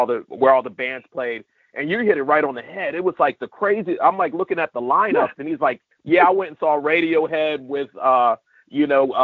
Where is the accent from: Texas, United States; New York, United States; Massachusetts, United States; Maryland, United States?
Maryland, United States; Southern; where we grew up in Southern Maryland